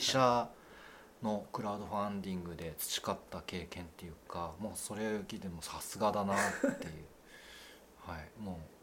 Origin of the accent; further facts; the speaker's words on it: Fukui, Japan; 県外の学校行ったんですけどそこで最初にえーと、勤めたのが水族館でうんうん、でそこで最初に担当したのがクラゲだったんですね、うん、でその後、まああのいろいろありまして地元に帰ってきて